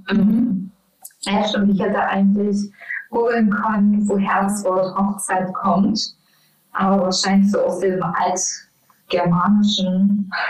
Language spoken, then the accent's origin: German; Mecklenburg-Vorpommern, Germany; moved away; ich komme ja aus dem, aus dem Mecklenburg